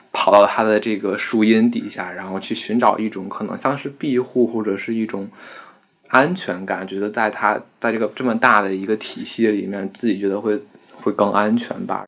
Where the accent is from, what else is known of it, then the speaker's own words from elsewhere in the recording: Beijing, China; 我家是延庆的，延庆就是在北京是一个存在感最低，最低的一个地方